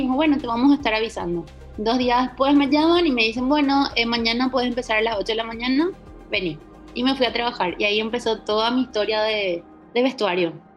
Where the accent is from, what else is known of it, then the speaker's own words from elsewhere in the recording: Paraguay; moved away as an adult; also born or lived in Ciudad del Este / Buenos Aires; me fui a estudiar a Buenos Aires porque en Paraguay no existía ni siquiera la carrera de indumentaria en aquel momento